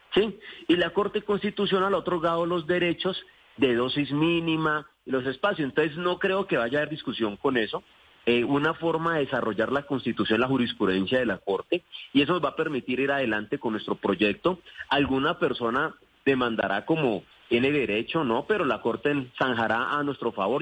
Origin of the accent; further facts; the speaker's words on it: Cali, Valle del Cauca, Colombia; also born or lived in Sevilla, Valle del Cauca; Yo nací en Sevilla, pero me quedé en el distrito de Agua Blanca en Cali, he vivido toda mi vida.